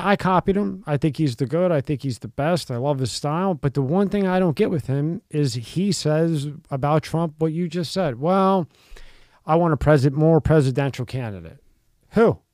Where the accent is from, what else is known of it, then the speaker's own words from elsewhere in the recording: Philadelphia, Pennsylvania, United States; a guy I grew up in Philly